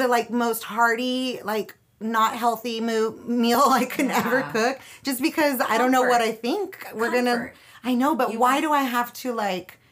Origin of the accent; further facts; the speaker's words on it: Del Rio, Texas, United States; now in Austin, United States; I grew up in Del Rio, Texas